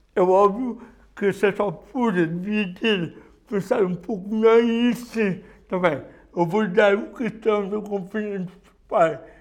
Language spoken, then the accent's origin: Portuguese; Bozal, Viseu, Portugal; moved away as an adult; also born or lived in Lisbon; Eu sou de Bozal, que é uma vila do distrito de Viseu